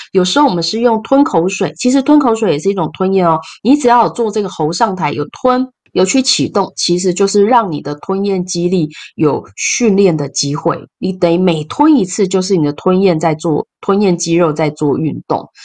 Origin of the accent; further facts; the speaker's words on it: Taiwan; 我们台湾人